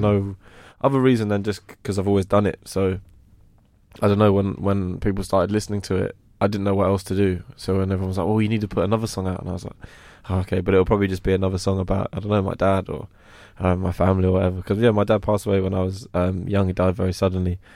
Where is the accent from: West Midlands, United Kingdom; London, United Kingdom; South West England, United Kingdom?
London, United Kingdom; also born or lived in Croydon / Streatham / Brixton; I grew up in West Norwood and I moved to Croydon. Um, so I kind of, all around Strip, Stretton and Brixton, that, that kind of whole area of South was where I was brought up.